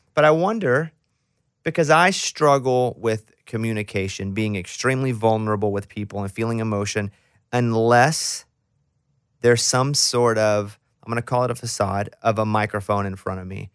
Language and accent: English; Arkansas, United States; me growing up in Arkansas